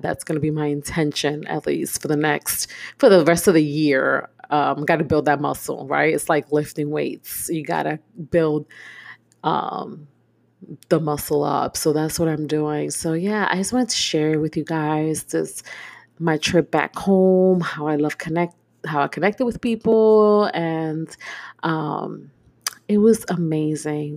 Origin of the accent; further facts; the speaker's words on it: New York City, New York, United States; moved away as an adult; now in Houston, United States; I am born and raised in Brooklyn